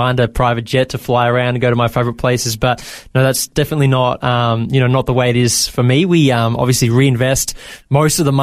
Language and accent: English; Bendigo, Victoria, Australia; also born or lived in Maryborough, Victoria / Ballarat, Victoria; I grew up in Bendigo, Victoria.